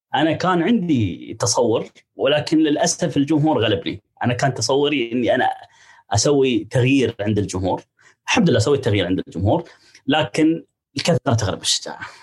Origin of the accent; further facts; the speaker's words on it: United Arab Emirates; عندنا في الامارات